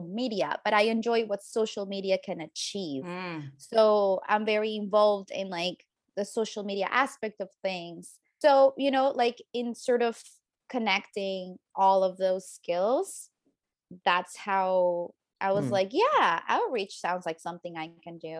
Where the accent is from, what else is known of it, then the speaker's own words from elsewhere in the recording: Colombia; moved away as an adult; now in Toronto, Canada; I am from Colombia